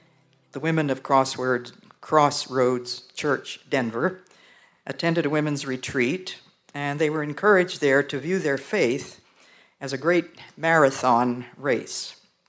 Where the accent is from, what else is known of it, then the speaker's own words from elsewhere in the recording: Belgium; born there; my parents were missionaries, and I was born there in Belgium.